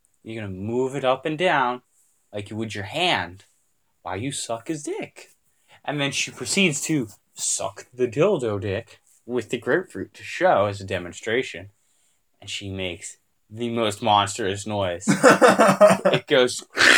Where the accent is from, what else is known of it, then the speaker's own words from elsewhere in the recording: Canada; accent: Canadian; I'm from the Canadian. I'm from the Canadian dialect.